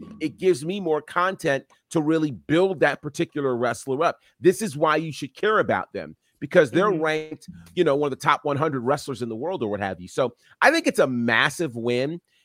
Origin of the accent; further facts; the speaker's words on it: New York, United States; growing up in New York pre-internet